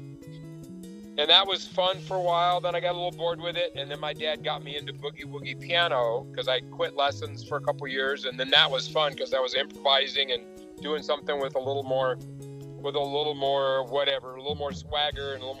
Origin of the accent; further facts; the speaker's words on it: Loveland, Colorado, United States; also born or lived in Fort Collins, Colorado; I moved here when I was about six or so. Six or seven, we moved to Fort Collins, and then we're there for 9 months, and then moved to Loveland. So I pretty much grew up here